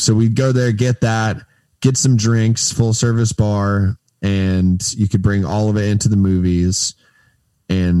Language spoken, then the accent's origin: English; Daytona Beach, Florida, United States; moved away as an adult; also born or lived in Tallahassee, Florida / Fort Lauderdale, Florida; now in Tampa, United States; I am from Daytona Beach area